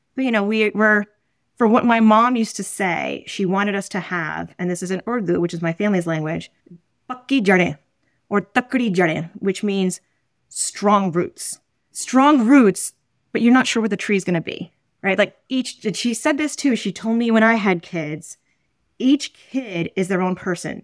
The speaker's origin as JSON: {"language": "English", "town": "New York City", "region": "New York", "country": "United States", "tie": "born or raised there", "said": "where I grew up, which is Roman Catholic"}